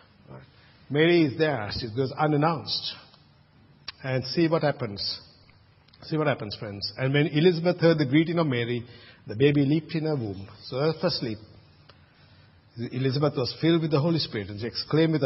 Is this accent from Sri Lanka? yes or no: yes; Sri Lanka; now in Australia; when I was growing up in Sri Lanka